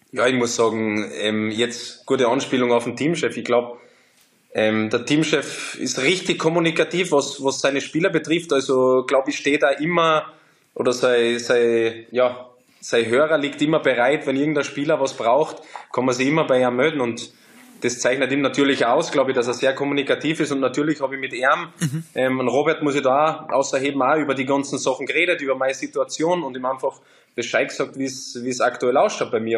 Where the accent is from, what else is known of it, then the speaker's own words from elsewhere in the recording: Austria; moved away as an adult; also born or lived in France; now in Leverkusen, Germany; als Österreicher